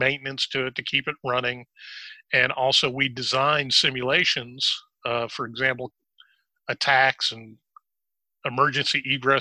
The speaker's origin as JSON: {"language": "English", "town": "Chicago", "region": "Illinois", "country": "United States", "tie": "born or raised there", "moved": "yes", "lives_now": "High Point, United States", "said": "I was originally born in Chicago, and I lived up there until 1978"}